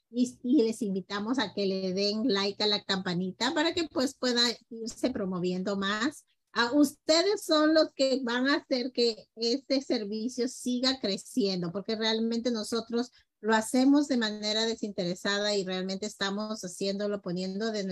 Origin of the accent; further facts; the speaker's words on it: Peru; now in Mexico; Somos peruanos, pero ya estamos adoptados por todos nuestros amigos mexicanos